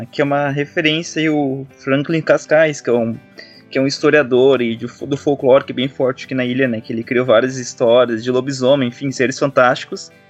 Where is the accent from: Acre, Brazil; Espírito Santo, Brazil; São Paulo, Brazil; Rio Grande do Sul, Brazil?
Rio Grande do Sul, Brazil; Greater Porto Alegre; moved away as an adult; now in Florianópolis, Brazil; Eu não sou natural daqui de Florianópolis, né? Eu moro aqui dois anos agora. Já havia morado três anos no passado, mas agora voltei, agora estou dois anos. É, eu sou gaúcho, né, ali da região da Grande Porto Alegre.